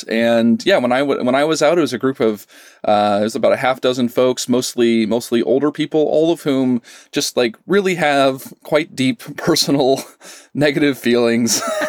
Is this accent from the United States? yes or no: yes; Pocatello, Idaho, United States; I grew up in Southeast Idaho, Pocatello, and Moab was a place that we often went to for vacations.